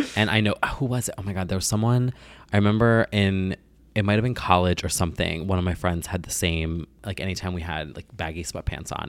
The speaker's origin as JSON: {"language": "English", "region": "New Jersey", "country": "United States", "said": "I'm from Jersey"}